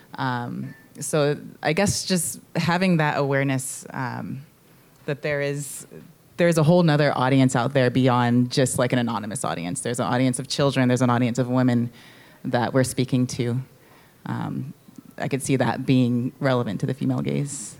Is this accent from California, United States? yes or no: yes; San Francisco, California, United States; growing up in San Francisco and, and in the Mission for a little bit